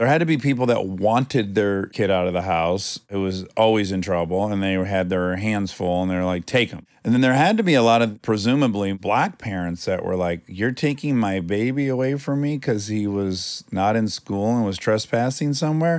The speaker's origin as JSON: {"language": "English", "region": "Michigan", "country": "United States", "tie": "born or raised there", "moved": "yes", "said": "Where I grew up in Michigan, if you got in trouble, you went to juvie"}